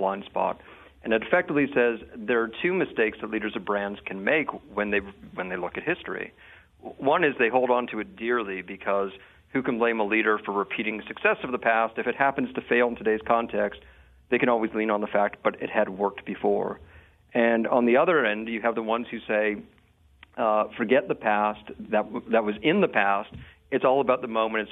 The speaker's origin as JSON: {"language": "English", "town": "Toronto", "region": "Ontario", "country": "Canada", "tie": "born or raised there", "said": "I'm originally from Toronto, Canada, so I grew up a Leafs fan"}